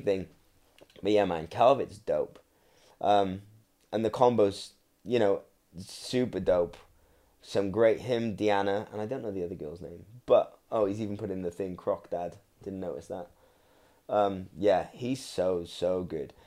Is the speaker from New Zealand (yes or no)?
no; Welsh, Wales, United Kingdom; I'm Welsh